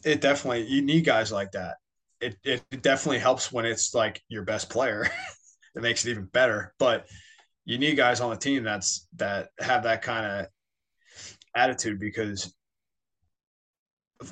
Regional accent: Philadelphia, Pennsylvania, United States; now in Florida, United States; I'm from Philadelphia. Like, it's how I grew up. I grew up intense

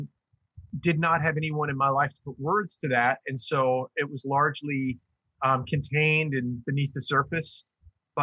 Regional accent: Long Island, New York, United States; also born or lived in Iowa / Bay Area, California; now in Michigan, United States; I grew up on Long Island, New York.

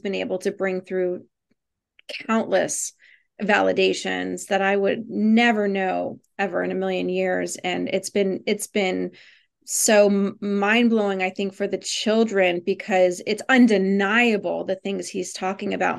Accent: Virginia, United States; I grew up in Virginia

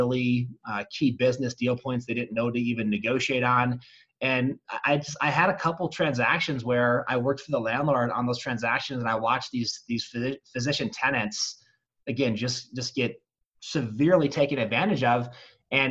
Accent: Charlevoix, Michigan, United States; moved away as an adult; now in Colorado, United States; I grew up in northern Michigan in a little resort town called Charlevoix.

